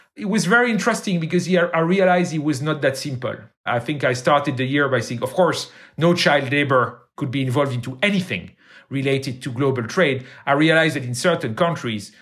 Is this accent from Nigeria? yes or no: no; Brussels, Brussels-Capital Region, Belgium; I grew up in Brussels. I went to high school in Brussels, and I went to university in Brussels